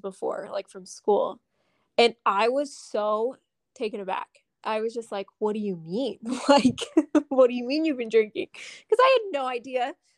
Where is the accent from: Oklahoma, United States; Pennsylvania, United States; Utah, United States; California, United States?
Utah, United States; Southern; moved away as an adult; also born or lived in Las Vegas; growing up in Southern Utah